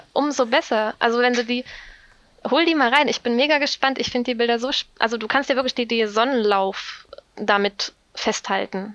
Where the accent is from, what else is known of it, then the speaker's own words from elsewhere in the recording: Saxony, Germany; moved away as an adult; now in Bonn, Germany; ich komme aus Sachsen